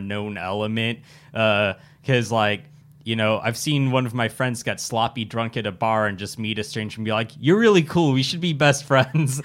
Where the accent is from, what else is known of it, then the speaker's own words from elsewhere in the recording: Irvine, California, United States; also born or lived in Simi Valley; I grew up in Irvine